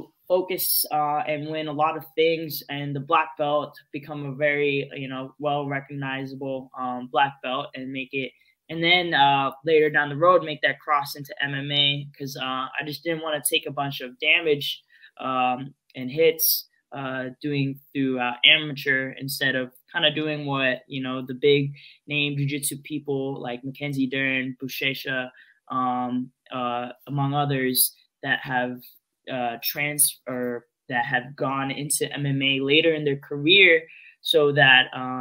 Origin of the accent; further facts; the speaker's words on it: Philippines; being Filipino, especially on the stand-up part, boxing, like Manny Pacquiao was, you know, part of your childhood growing up.